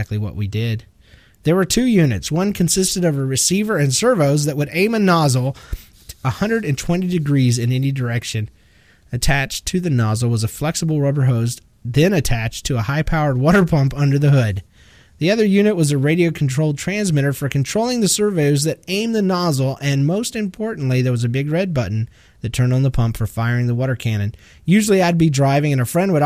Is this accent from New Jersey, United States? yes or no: no; Georgia, United States; I'm from Georgia.